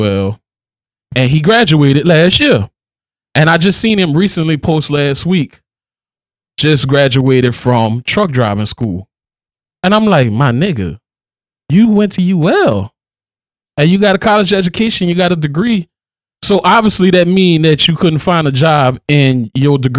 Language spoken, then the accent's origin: English; Louisiana, United States; As soon as I open up my mouth, they know I'm from Louisiana.